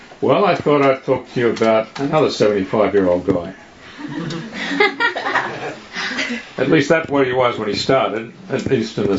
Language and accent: English; Australia; moved away as an adult; now in United States; I'm from Australia.